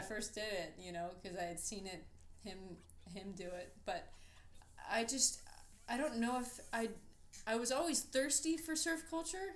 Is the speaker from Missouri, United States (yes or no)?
no; Orlando, Florida, United States; also born or lived in Newport Beach, California; we moved to Orlando and I grew up there